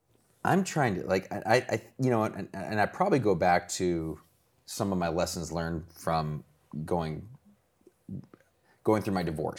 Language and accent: English; Ohio, United States; I'm from Ohio.